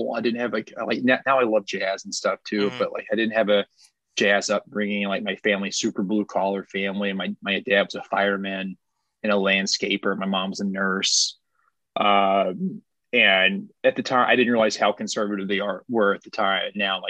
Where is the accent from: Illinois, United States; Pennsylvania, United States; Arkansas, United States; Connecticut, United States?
Arkansas, United States; I grew up in Central Arkansas.